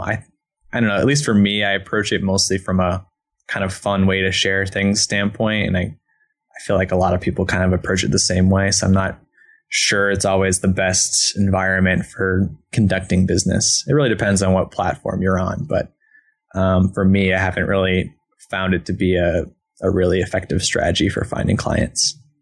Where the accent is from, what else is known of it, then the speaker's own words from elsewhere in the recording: East Coast, United States; moved away as an adult; now in Portland, United States; I'm from the East Coast originally